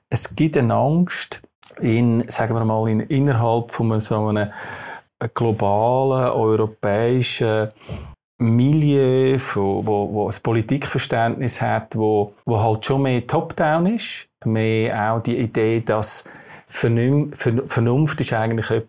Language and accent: German; Switzerland; accent: Swiss German; first language Swiss German; ich bin in der Schweiz aufgewachsen und, und ich glaube, dass, wenn man dort, wo man in die Schule geht, dort, wo man aufwächst, ich meine, ich rede Schweizerdeutsch, das lässt sich nicht so leicht äh, einem austreiben.